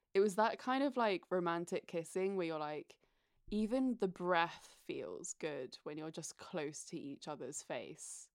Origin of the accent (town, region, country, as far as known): United Kingdom; accent: British; now in United States